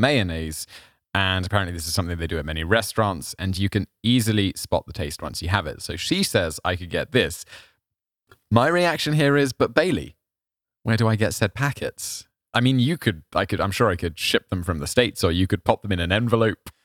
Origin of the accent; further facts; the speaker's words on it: United Kingdom; I feel as a British person